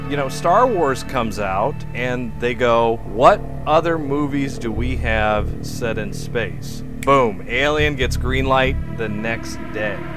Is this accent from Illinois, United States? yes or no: no; Bronx, New York, United States; And I'm from the Bronx, so.